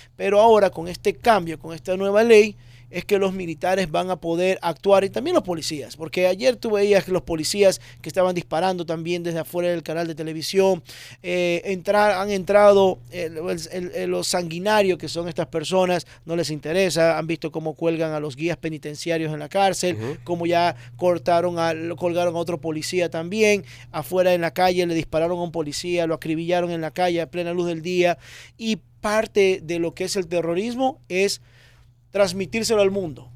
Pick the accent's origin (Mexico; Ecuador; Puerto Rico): Ecuador; now in Miami, United States; yo nací en Ecuador. Nací en Ecuador y vine al año, año 2000, vivo aquí en Miami